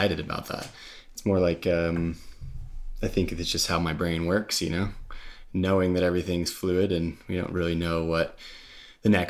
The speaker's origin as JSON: {"language": "English", "town": "Park City", "region": "Utah", "country": "United States", "tie": "born or raised there", "said": "I grew up ski racing in Park City, so that was like where the GS was my home hill"}